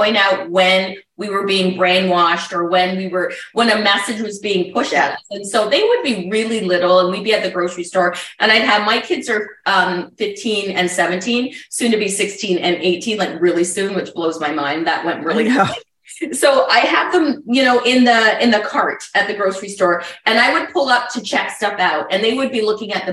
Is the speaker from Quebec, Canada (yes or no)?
no; Burlington, Ontario, Canada; I grew up in Burlington, Ontario, just outside of Toronto.